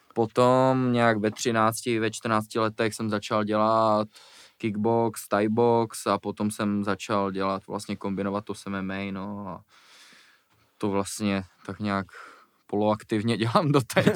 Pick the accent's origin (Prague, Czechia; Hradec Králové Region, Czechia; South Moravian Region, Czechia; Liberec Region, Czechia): Prague, Czechia; Když jsem byl malý, jak jsme bydleli na Žižkově, hmm. potom jsme se přestěhovali za Prahu a pak jsem se přestěhoval jako zase do Prahy